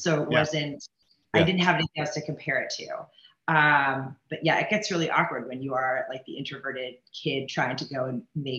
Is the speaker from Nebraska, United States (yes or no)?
yes; Omaha, Nebraska, United States; No, I'm originally from Omaha, Nebraska.